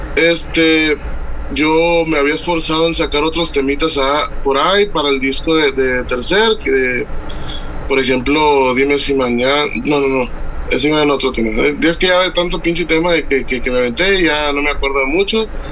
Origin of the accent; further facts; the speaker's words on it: Puerto Vallarta, Jalisco, Mexico; also born or lived in Tamaulipas / Autlán de Navarro, Jalisco; now in Tomatlán, Mexico; Yo soy de nacido en Puerto Vallarta, pero ah. actualmente vivo en un rancho que se llama Tomatlán, Jalisco